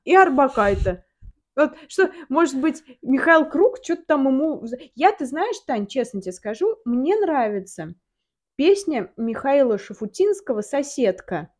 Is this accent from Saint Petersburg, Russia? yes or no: no; Samara, Samara Oblast, Russia; moved away as an adult; now in Moscow, Russia; Я, мы из Самары с Таней. Да. Кто не знает. А, я переехала в Москву, и Таня переехала в Москву